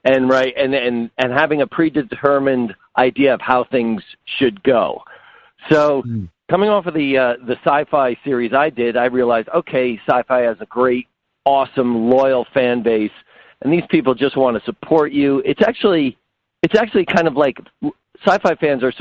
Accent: New Jersey, United States; I'm from Jersey

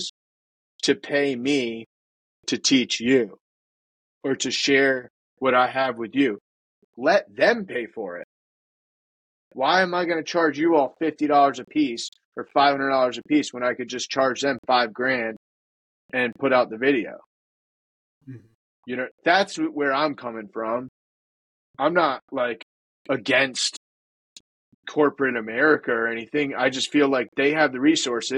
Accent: New England, United States; I'm from the Northeast. A lot of people think that like us New Englanders sound like assholes

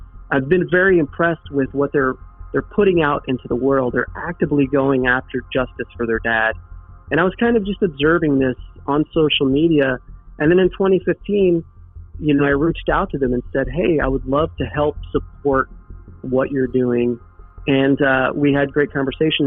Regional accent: Bonne Terre, Missouri, United States; Bon Terre is a small town. That was also why it was so charming growing up there, because you knew everybody

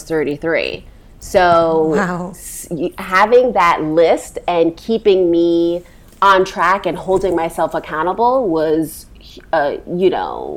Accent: New York City, New York, United States; We were born and raised in Brooklyn

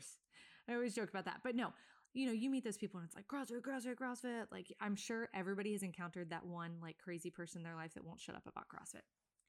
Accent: Virginia Beach, Virginia, United States; He is from southeastern Virginia, which is where I'm from. I'm from Virginia Beach.

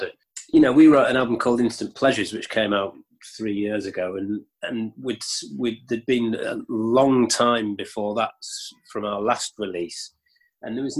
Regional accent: York, Yorkshire and the Humber, United Kingdom; we're from York, and you know York's quite a small city

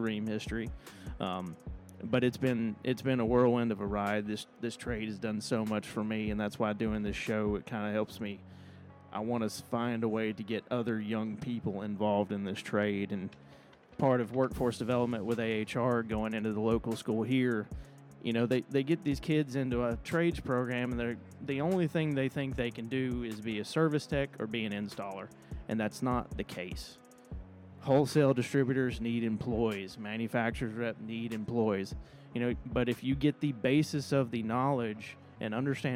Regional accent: Bryson City, North Carolina, United States; also born or lived in Charlotte; I actually grew up in a little town called Bryson City in the mountains of North Carolina

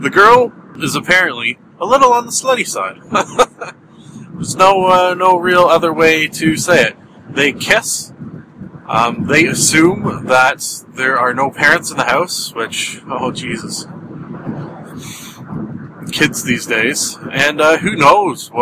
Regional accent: Canada; I am Canadian

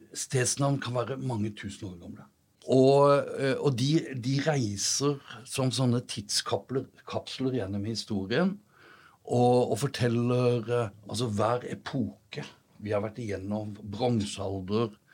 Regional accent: Sørlandet, Norway; Jeg vokste opp på Sørlandet

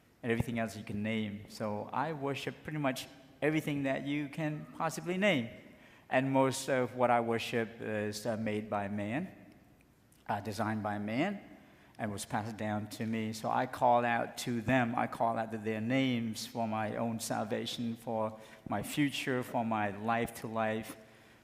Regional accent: Cambodia; moved away; I am from Cambodia

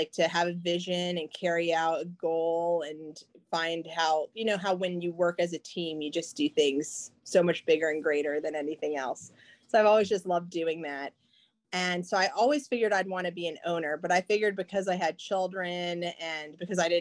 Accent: Chapel Hill, North Carolina, United States; moved away as an adult; also born or lived in Perry Point, Maryland; I decided to move back to Chapel Hill, North Carolina, and that's my hometown.

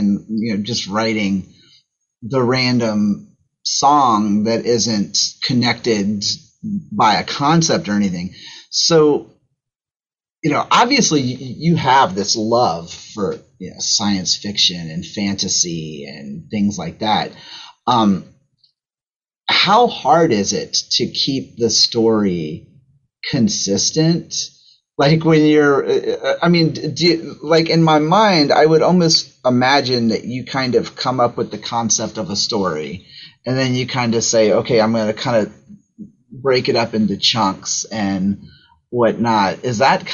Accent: United States; I'm an American

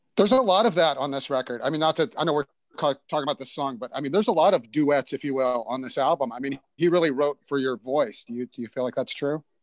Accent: Houston, Texas, United States; I'm from Houston, Texas

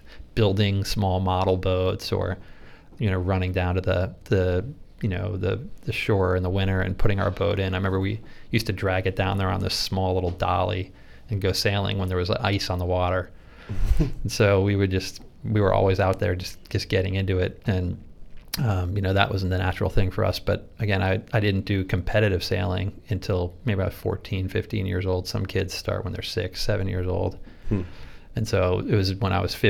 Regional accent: Rhode Island, United States; moved away as an adult; also born or lived in San Francisco, California; growing up in Rhode Island, you know, we were on the water all the time

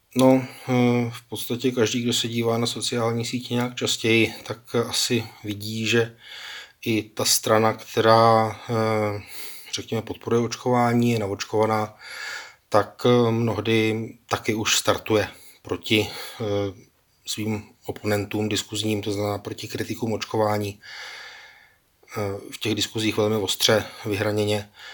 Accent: Czechia; dlouhodobě jsme jako Češi přece učení v tom

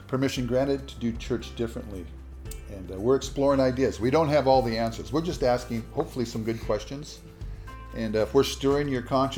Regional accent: United States; being an American kid

